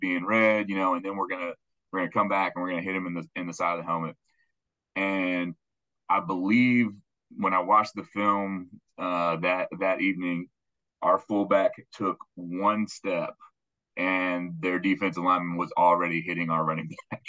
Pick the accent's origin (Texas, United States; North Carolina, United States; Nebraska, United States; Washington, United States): Texas, United States; Houston; I grew up in West University